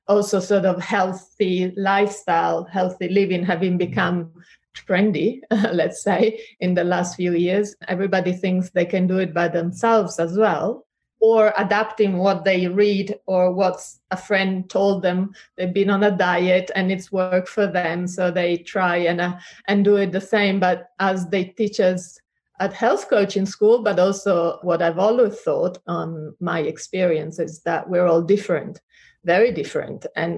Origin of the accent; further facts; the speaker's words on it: Treviso, Veneto, Italy; accent: mixed; English is a second language; now in Richmond upon Thames, United Kingdom; I was born and raised in Italy, in Treviso, which is a small town near Venice.